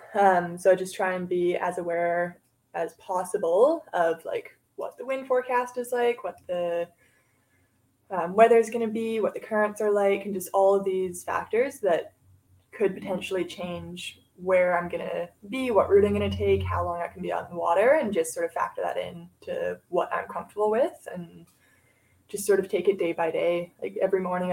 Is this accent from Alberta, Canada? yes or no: no; Vancouver, British Columbia, Canada; now in Squamish, Canada; I live in Squamish right now. I've been up here for about 2 years. I grew up in Vancouver